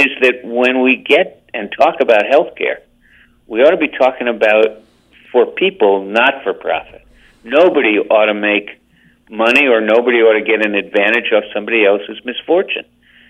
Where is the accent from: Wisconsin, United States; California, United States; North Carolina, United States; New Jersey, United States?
New Jersey, United States; I'm old enough to remember getting it on the streets of the municipal building in the little town in which I grew up in New Jersey.